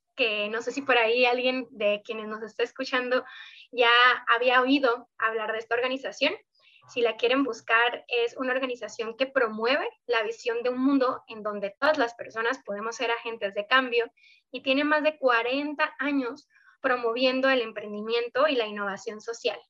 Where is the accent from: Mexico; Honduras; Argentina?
Mexico; Sonora; soy justo una sonorense